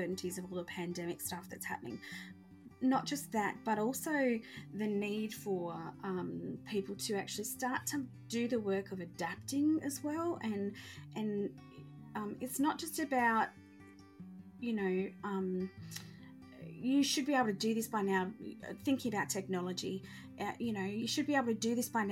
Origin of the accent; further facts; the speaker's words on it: Australia; I identify as a Christian, but I also identify as an Australian, you know, white woman.